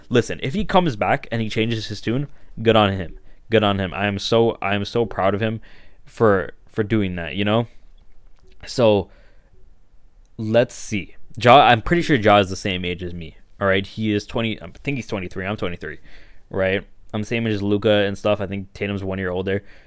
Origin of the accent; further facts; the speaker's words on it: Toronto, Ontario, Canada; I grew up in Toronto, I grew up in Scarborough